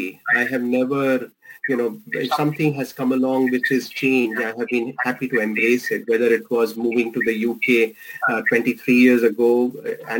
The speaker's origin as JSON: {"language": "English", "country": "India", "accent": "Indian", "moved": "yes", "said": "my Indian accent"}